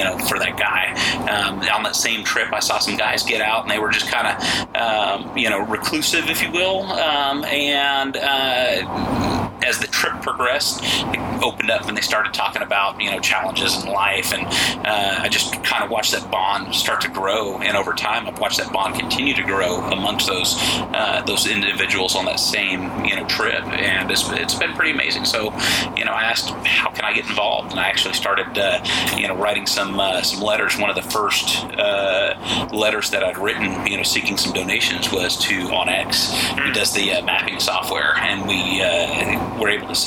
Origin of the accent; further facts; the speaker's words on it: Portland, Oregon, United States; moved away as an adult; now in Texas, United States; I'm originally from Portland, Oregon.